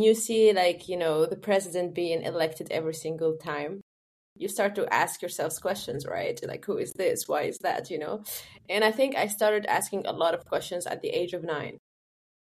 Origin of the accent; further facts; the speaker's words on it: Tunisia; moved away as an adult; also born or lived in Rotterdam, Netherlands; now in Germany; I grew up in Tunisia. I had my education there until higher education